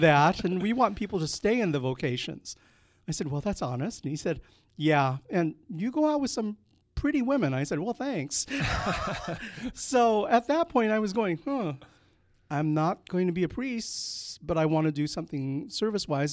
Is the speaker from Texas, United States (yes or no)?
no; California, United States; born or raised there; also born or lived in Philippines; now in Indiana, Pennsylvania, United States